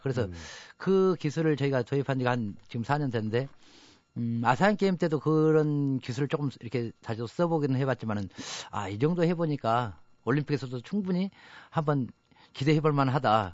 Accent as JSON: {"language": "Korean", "town": "Jangseong", "region": "South Jeolla", "country": "South Korea", "tie": "born or raised there", "moved": "yes", "lives_now": "Seoul, South Korea", "said": "우리 장성의 자랑이라고"}